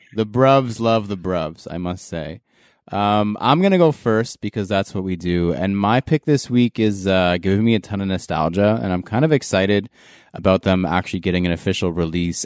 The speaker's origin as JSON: {"language": "English", "country": "Canada", "said": "as a Canadian"}